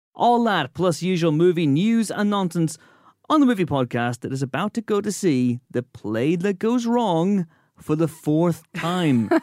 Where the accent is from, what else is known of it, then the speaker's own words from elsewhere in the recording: Northern Ireland, United Kingdom; moved away; we're Northern Irish